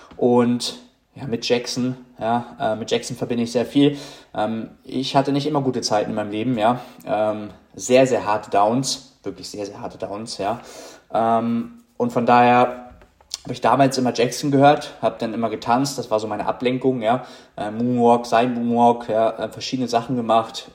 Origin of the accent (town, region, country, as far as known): Germany